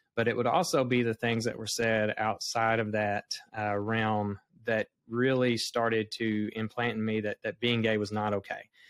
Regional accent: the Bible Belt, United States; I'm from the Bible Belt. I was raised here

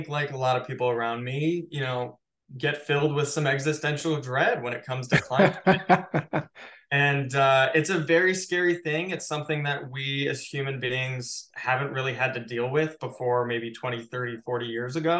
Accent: Chicago, Illinois, United States; now in Los Angeles, United States; I grew up in Chicago

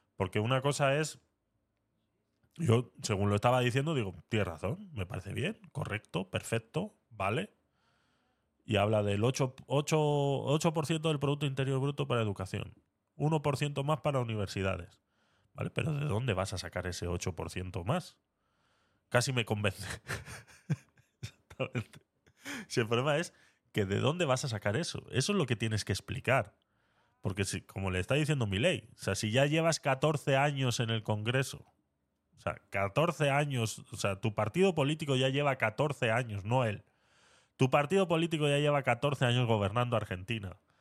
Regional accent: Spain; aquí en España

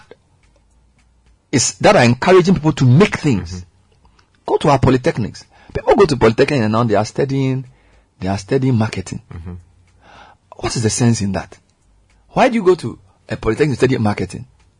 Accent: Accra, Greater Accra, Ghana; also born or lived in Dzodze, Volta (hometown); I was born in Medina.

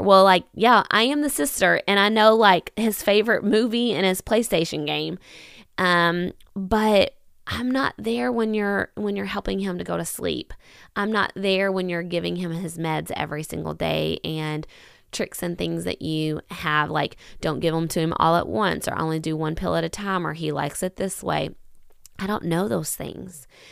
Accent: Kentucky, United States; I am from Kentucky

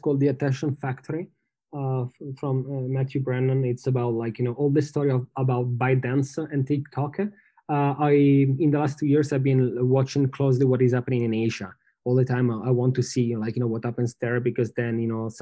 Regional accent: Milan, Lombardy, Italy; I'm from Milano

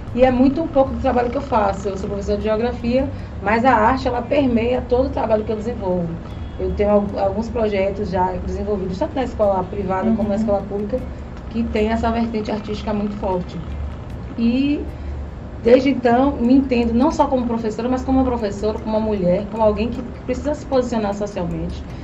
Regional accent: Laje do Banco, Elísio Medrado, Bahia, Brazil; now in Itabuna, Brazil; eu sou de Laje do Banco, um distrito que pertence ao Elino Leal

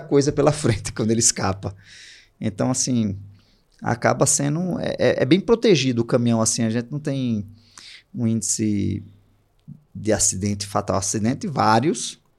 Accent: Recife, Pernambuco, Brazil; eu sou de Recife

